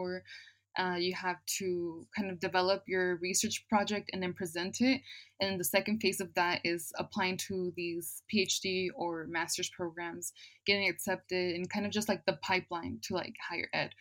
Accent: Oklahoma City, Oklahoma, United States; also born or lived in Chicago, Illinois; I moved to the south side of Oklahoma City when I was only 6 years old. So I kind of grew up here in Oklahoma City

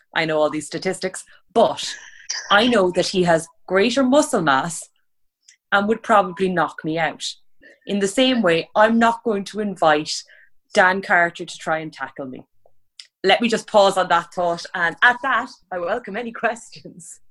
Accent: Ireland; I'm Irish

